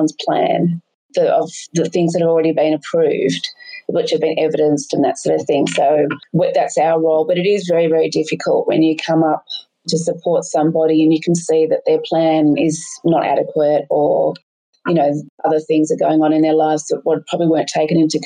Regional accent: Sydney, New South Wales, Australia; moved away as an adult; also born or lived in Vincentia; now in Bomaderry, Australia; I grew up in Sydney's Northern Beaches

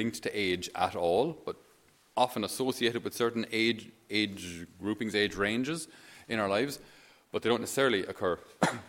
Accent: Ireland; for us as Irish

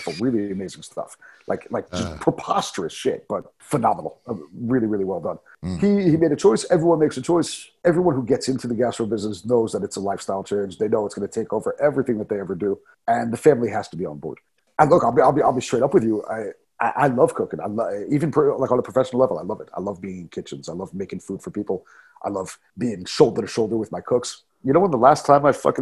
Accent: New York, United States; now in Prague, Czech Republic; what we grew up with back in New York

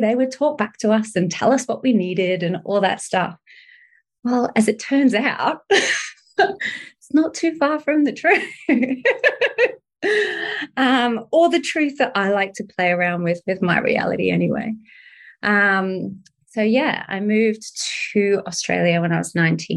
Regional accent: United Kingdom; I'm from the UK

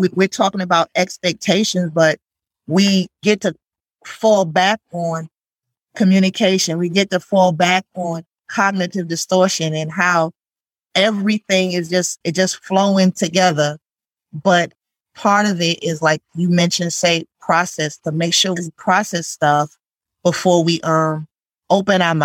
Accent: New York, United States; I'm from New York

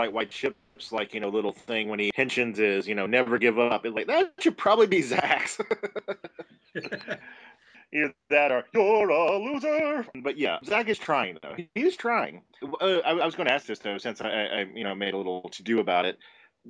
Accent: New York, United States; I'm from New York.

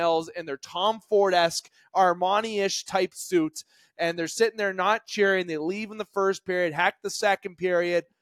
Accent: Canada; we're Canadian

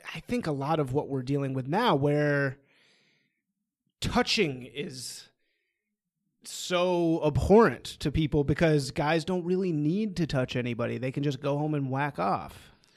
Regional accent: Bloomsburg, Pennsylvania, United States; I was actually born in Bloomsburg, Pennsylvania

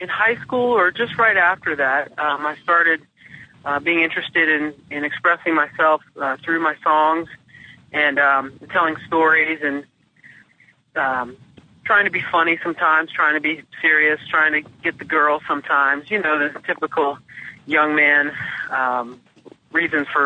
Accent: New Orleans, Louisiana, United States; I grew up in New Orleans

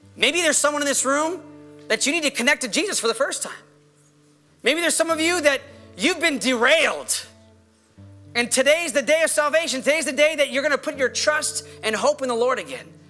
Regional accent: Los Angeles, California, United States; I'm a Los Angeles

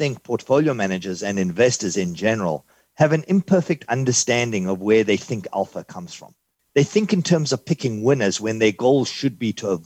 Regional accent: South Africa; now in New York City, United States; originally, I'm from South Africa. I immigrated in 1983.

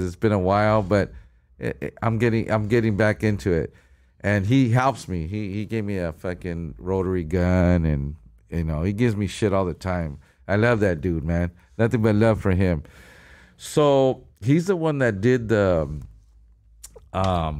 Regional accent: San Gabriel, California, United States; we're all from Sangra

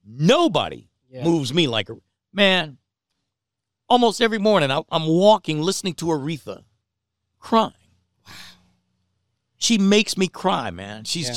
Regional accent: Detroit, Michigan, United States; You know, and from my hometown, Detroit.

